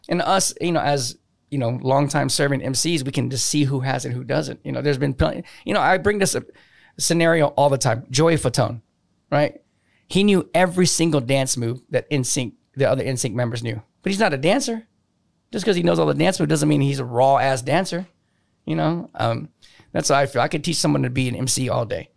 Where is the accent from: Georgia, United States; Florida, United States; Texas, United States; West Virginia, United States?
Texas, United States; New Braunfels; moved away as an adult; also born or lived in New Orleans, Louisiana; I was gone from New Braunfels for eighteen years straight